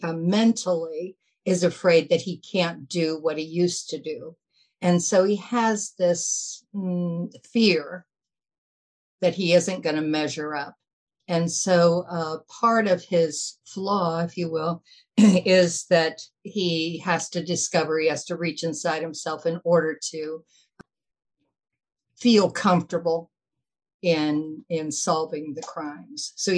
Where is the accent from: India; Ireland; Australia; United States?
United States; Nebraska; summer of my childhood in Nebraska, up in this northeastern corner. And I consider that kind of like my hometown.